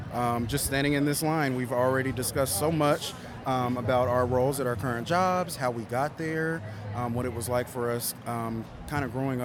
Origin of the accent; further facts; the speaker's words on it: Dallas, Texas, United States; I'm from Dallas, Texas.